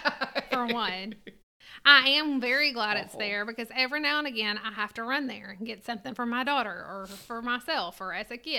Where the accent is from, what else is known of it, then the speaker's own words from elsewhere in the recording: Owensboro, Kentucky, United States; I don't have such strong feelings about the mall as you do, because I grew up outside of Owensboro in that mall.